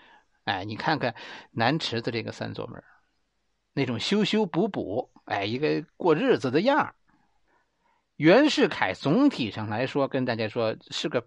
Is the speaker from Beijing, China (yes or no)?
yes; Beijing, China; 我们生在工地里。北京的工地